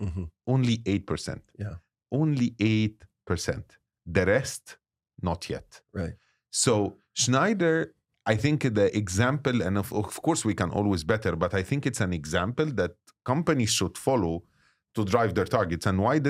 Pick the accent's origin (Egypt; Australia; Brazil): Egypt; And as Egyptian, you know, I was very proud that my home country is hosting it.